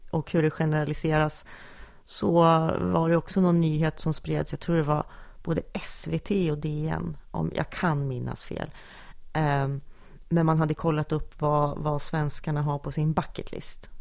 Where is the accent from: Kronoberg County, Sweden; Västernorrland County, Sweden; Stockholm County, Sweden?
Västernorrland County, Sweden; Sundsvall; att komma från Sundsvall